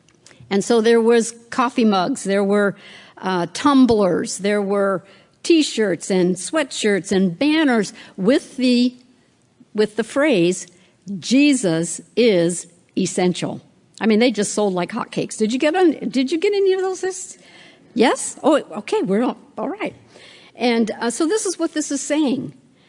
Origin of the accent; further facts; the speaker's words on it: West Coast, United States; Now, I don't know, I'm from the West Coast. I know you're here in the East Coast